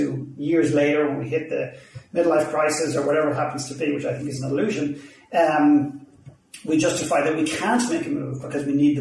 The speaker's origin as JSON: {"language": "English", "country": "Ireland", "accent": "Irish", "moved": "yes", "lives_now": "Vancouver, Canada", "said": "obviously, you've gathered from my accent pretty quickly. I'm Irish"}